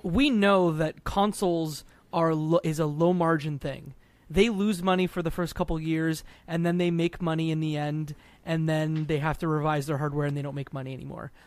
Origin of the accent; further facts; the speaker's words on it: Detroit, Michigan, United States; I grew up across in Detroit, Michigan, two thousand eight, the Big Three. Like, I lived in a town that essentially did parts for the big three